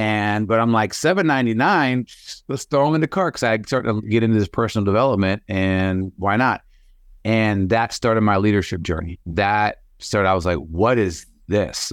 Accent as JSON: {"language": "English", "town": "Sioux Falls", "region": "South Dakota", "country": "United States", "tie": "born or raised there", "said": "born and raised Sioux Falls"}